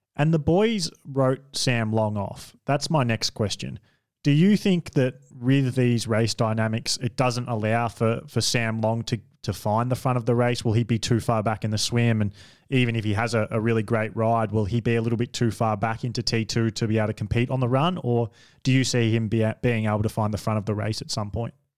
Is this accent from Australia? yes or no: yes; Australia; I'm an Australian